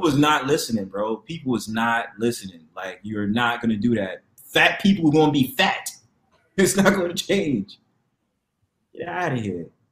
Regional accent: New York, United States; I'm from New York too

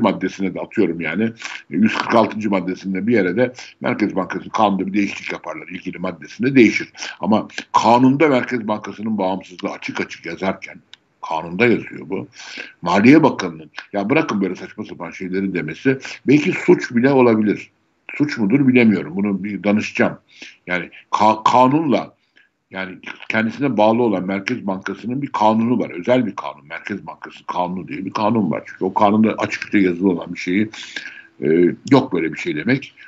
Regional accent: Istanbul, Turkey; Doğma büyüme İstanbulluyum.

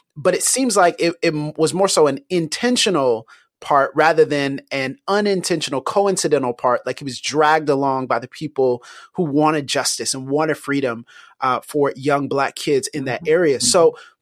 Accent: Pensacola, Florida, United States; my hometown of Pensacola, Florida

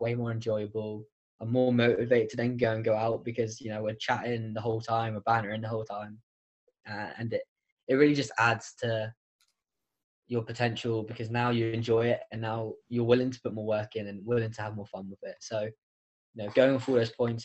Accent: United Kingdom; now in United States; as a Brit

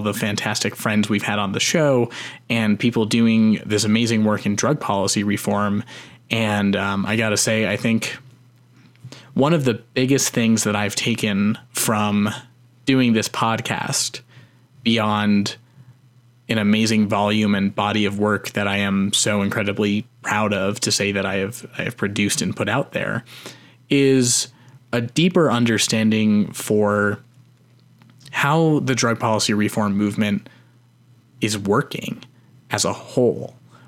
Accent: Canada; That's what we get for being a Canadian on the show.

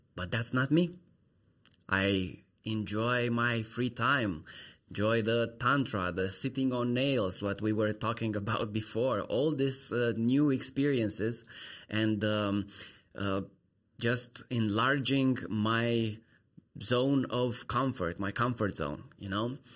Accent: Romania; moved away as an adult; I'm from Romania

